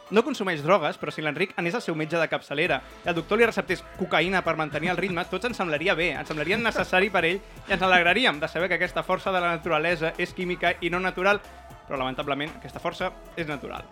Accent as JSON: {"language": "Catalan", "town": "Rubí", "region": "Catalonia", "country": "Spain", "said": "jo sóc de Rubí"}